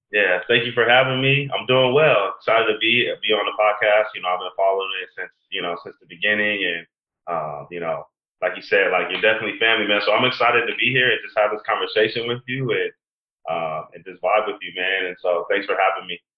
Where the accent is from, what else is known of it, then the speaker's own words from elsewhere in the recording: San Diego, California, United States; I'm born and raised in San Diego, California.